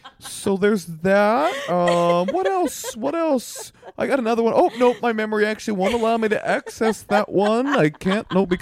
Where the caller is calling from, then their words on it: Dayton, Ohio, United States; Hope all's well. We're calling in from Dayton.